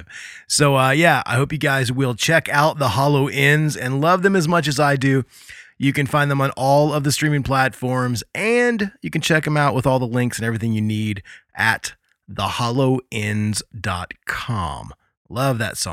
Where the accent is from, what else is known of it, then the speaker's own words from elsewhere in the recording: Muncie, Indiana, United States; I'm from Muncie, Indiana